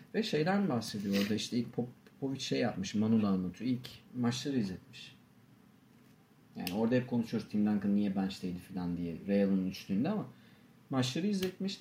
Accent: Turkey; biz Türk'üz

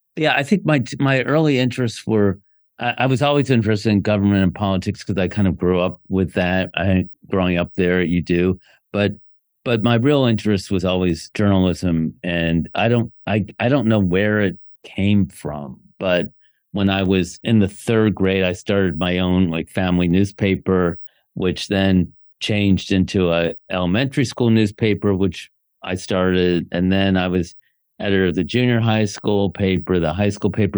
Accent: Bethesda, Maryland, United States; moved away as an adult; also born or lived in Washington, D.C. / Ann Arbor, Michigan / New York; I was born in Washington, D C, grew up in Bethesda, Maryland

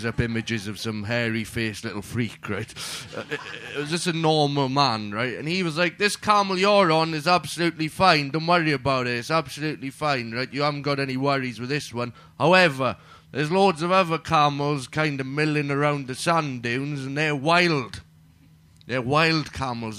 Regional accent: Wales, United Kingdom; I'm Welsh

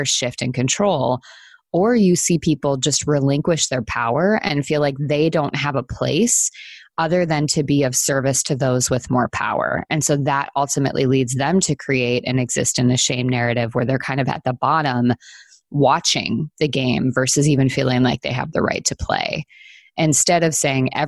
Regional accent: Wisconsin, United States; I grew up in the Midwest in Wisconsin, and there's snow all the time during the winter.

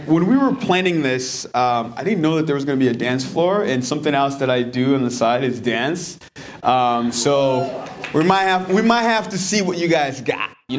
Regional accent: DR Congo; now in Manchester, United States; But I'm actually originally from the Congo, the heart of Africa.

